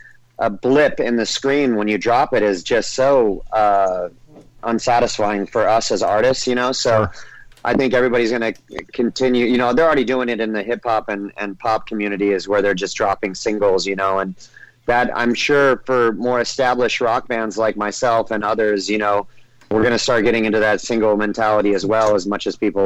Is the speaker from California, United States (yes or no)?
yes; California, United States; And I grew up in Orange County, California, you know?